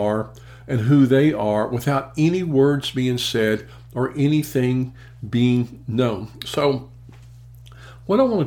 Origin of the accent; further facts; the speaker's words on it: Memphis, Tennessee, United States; in my hometown of Memphis, Tennessee